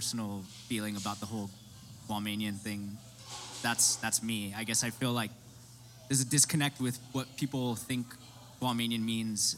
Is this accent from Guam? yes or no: yes; Guam; now in United States; we are the indigenous people of Guam and the Marianas. We're Chamorro